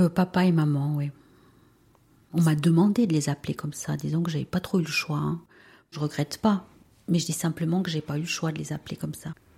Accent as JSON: {"language": "French", "region": "Valais", "country": "Switzerland", "tie": "born or raised there", "also_born_or_lived": "Peru", "first_language": "Spanish", "second_language": "French", "said": "j'ai 45 ans et je suis valaisanne. J'ai grandi dans une famille euh, tout à fait classique"}